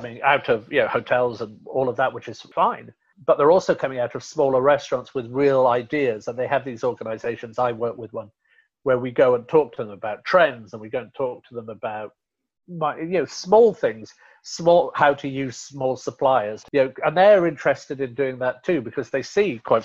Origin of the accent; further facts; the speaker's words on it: Rotherham, Yorkshire and the Humber, United Kingdom; moved away; Yorkshire, where I'm from originally, Rotherham